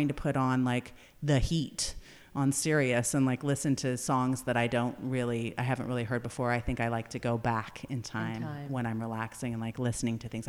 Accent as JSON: {"language": "English", "area": "Napa Valley", "region": "California", "country": "United States", "tie": "born or raised there", "said": "as a young person growing up in Napa Valley and then moving away and coming back"}